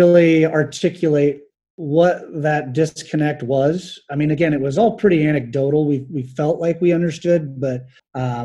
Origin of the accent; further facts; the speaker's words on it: Albion, Indiana, United States; I'm from Northeast Indiana, town of Albion. I grew up there